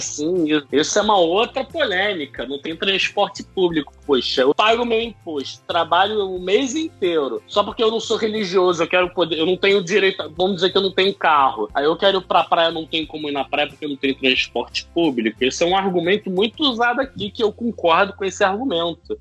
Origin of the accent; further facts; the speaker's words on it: Rio de Janeiro, Brazil; moved away as an adult; now in Israel; Eu sou um carioca, nascido em 89, fui educado em família judaica